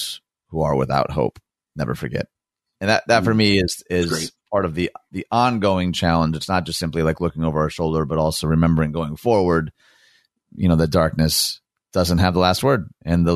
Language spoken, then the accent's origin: English; Dearborn, Michigan, United States; my unique experience growing up in Dearborn